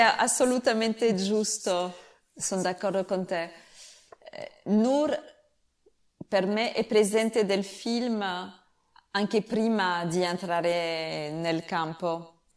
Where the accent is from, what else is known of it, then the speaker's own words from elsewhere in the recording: France; Italian is a second language; perché sono francese capisco l'italiano